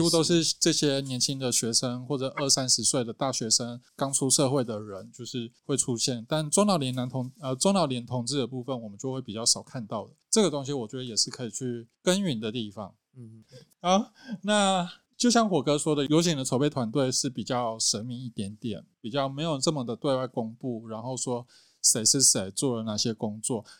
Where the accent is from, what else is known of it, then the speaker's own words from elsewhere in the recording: Nantou County, Taiwan; 比如说像我们南投